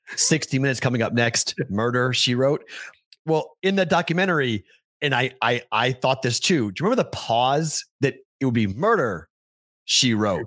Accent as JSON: {"language": "English", "region": "East Coast", "country": "United States", "tie": "born or raised there", "said": "you and I both growing up on the East Coast"}